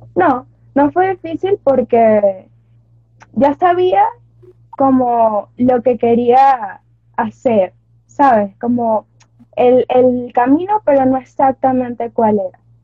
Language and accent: Spanish; Carabobo, Venezuela; soy de Venezuela, Estado Carabobo.